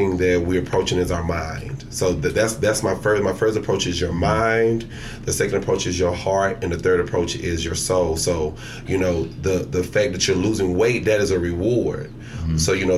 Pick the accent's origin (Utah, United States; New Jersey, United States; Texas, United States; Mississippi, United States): Texas, United States; Longview; born or raised there; moved away as an adult; also born or lived in New York City; now in Dallas, United States